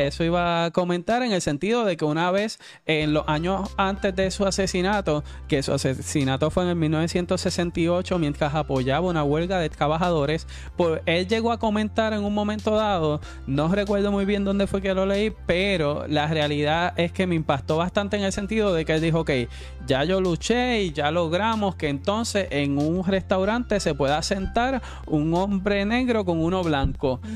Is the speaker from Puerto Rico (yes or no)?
yes; Puerto Rico; los puertorriqueños como, como ciudadanos americanos